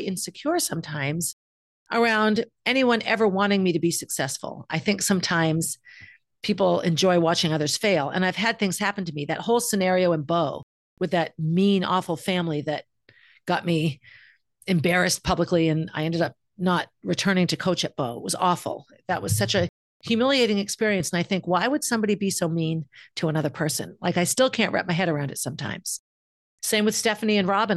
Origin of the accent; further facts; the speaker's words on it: Concord, Massachusetts, United States; I feel oftentimes very judged in my hometown, in my community